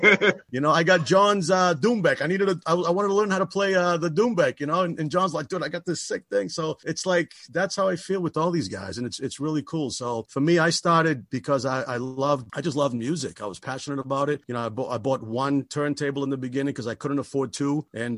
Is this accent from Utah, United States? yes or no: no; Lynn, Massachusetts, United States; I am from Lynn, Massachusetts, right? Sin City, Lynn, City of Sin.